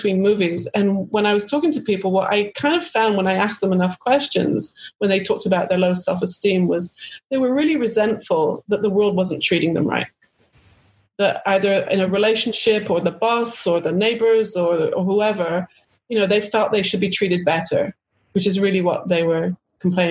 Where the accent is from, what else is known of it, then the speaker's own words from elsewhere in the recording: United Kingdom; moved away as an adult; also born or lived in Los Angeles, California; being British